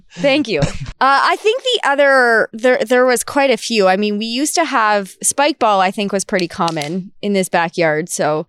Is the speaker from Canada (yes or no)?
yes; Goderich, Ontario, Canada; now in Red Deer, Canada; I am from Goderich, Ontario. So a small town in southwestern Ontario on Lake Huron.